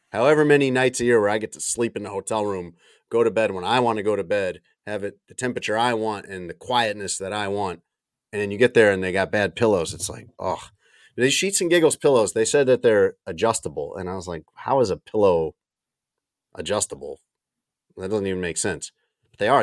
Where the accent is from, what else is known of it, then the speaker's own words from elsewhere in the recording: Chicago, Illinois, United States; moved away as an adult; also born or lived in New Orleans; I grew up in the Chicago suburbs